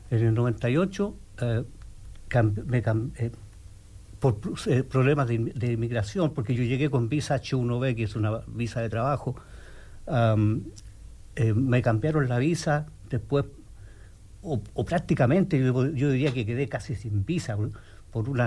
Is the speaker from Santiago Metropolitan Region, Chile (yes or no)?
yes; Santiago, Santiago Metropolitan Region, Chile; first language Spanish; moved away as an adult; now in Bloomington, United States; yo vengo de Chile, de la República Independiente de Chile, de allá Sudamérica.